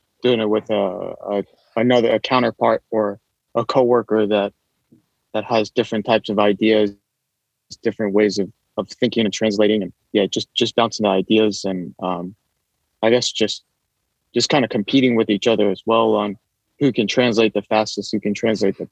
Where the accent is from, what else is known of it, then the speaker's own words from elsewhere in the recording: United States; accent: American; first language English; moved away as an adult; now in Japan; American, but my ethnicity is half Japanese, half Puerto Rican